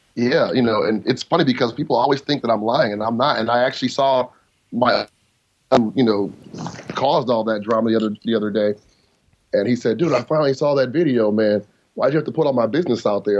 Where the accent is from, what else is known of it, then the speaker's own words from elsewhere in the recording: United States; I'm an American